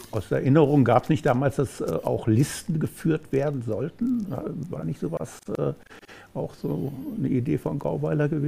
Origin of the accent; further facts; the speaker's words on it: Rhineland, Germany; ich, als äh, Rheinländer